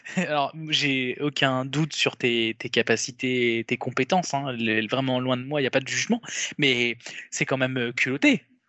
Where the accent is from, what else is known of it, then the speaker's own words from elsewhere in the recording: France; on est européens, on est français